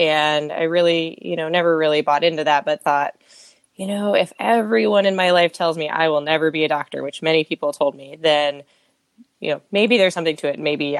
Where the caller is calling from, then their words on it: Sunnyvale, California, United States; I am calling from Sunnyvale, California. So kind of right between San Jose and San Francisco, right on the coast.